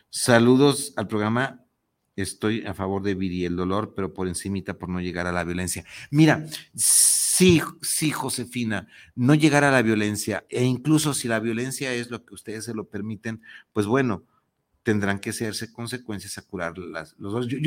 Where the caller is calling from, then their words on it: Guadalajara, Jalisco, Mexico; Ok, Anónima, saludos al Arte Vivir en Pareja, soy de aquí de Guadalajara por Plaza del Sol.